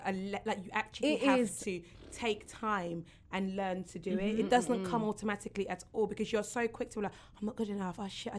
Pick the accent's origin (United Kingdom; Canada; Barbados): United Kingdom; England; also born or lived in Nigeria; I was born here, and then I was taken back to Nigeria when I was young, probably about one or two, and I lived there till I was about seven. And I remember, because the kids in my school knew that I was from England